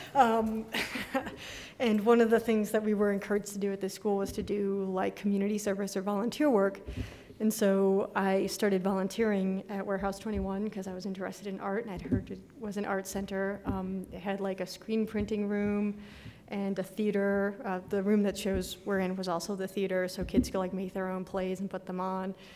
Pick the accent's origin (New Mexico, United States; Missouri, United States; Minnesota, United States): New Mexico, United States; Santa Fe; moved away as an adult; also born or lived in Boston; when I was growing up in New Mexico